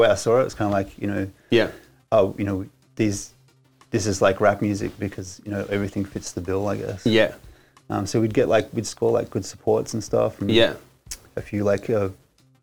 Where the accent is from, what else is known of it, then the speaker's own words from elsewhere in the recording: Preston, Victoria, Australia; I grew up in East Preston